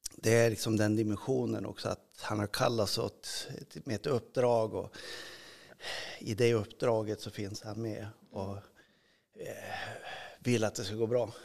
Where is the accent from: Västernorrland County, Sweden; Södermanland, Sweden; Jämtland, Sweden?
Västernorrland County, Sweden; Örnsköldsvik; moved away; jag växte upp i Övik